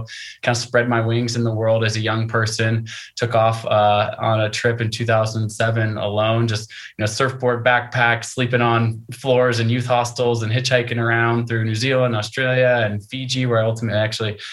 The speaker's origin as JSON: {"language": "English", "country": "United States", "said": "I am American. My parents are American, grandparents American"}